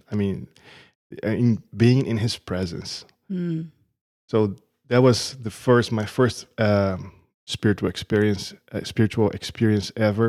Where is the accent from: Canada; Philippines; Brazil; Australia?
Brazil; now in United States; So I came from Brazil. I'm living here for the past 7 years in the America.